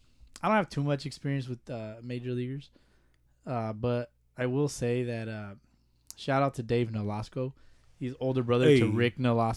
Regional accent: Rialto, California, United States; And I am from Rialto myself.

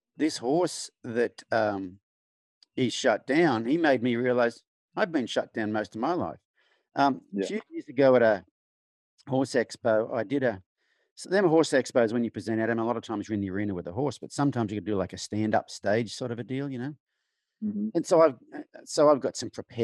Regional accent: Australia; accent: Australian; moved away as an adult; now in United States; growing up in Australia, male in rural Australia

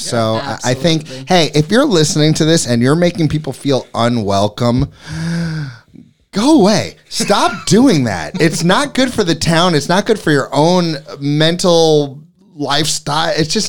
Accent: New York City, New York, United States; moved away as an adult; now in Hammonton, United States; I come from New York City where there's art everywhere, and I miss that.

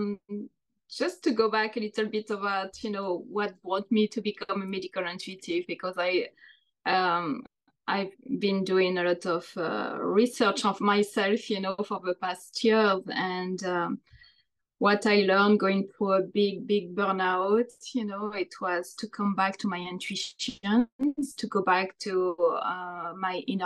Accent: France; moved away as an adult; also born or lived in London, United Kingdom; now in New Jersey, United States; I'm from France. I was born there. I've been living in the United States for the past 19 years now

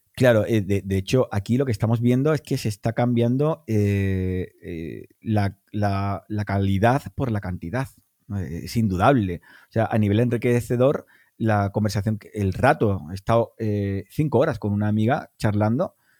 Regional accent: Cádiz, Andalusia, Spain; yo soy de Cádiz

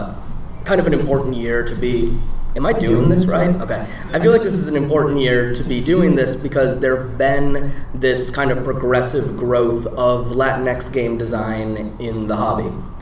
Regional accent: Peru; I use he, him pronouns, and I'm from Peru.

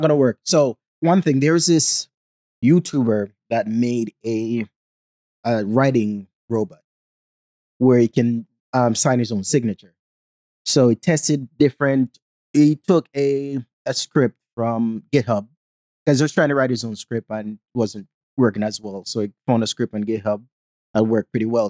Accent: Jamaica; accent: Jamaican; now in United States; growing up in Jamaica

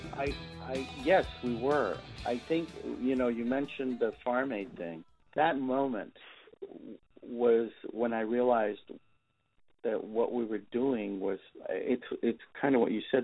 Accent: Texas, United States; it had a lot of my roots too, which was growing up in Texas.

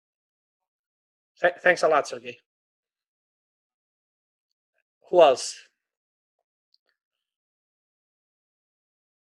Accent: Spain; moved away; I come from Spain

